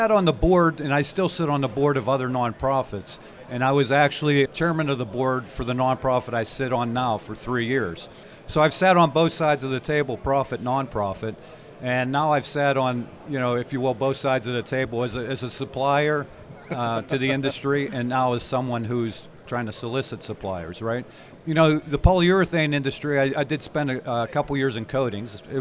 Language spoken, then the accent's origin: English; Cleveland, Ohio, United States; I'm a Pittsburgh-based person. I grew up in Pittsburgh. I'm from Cleveland.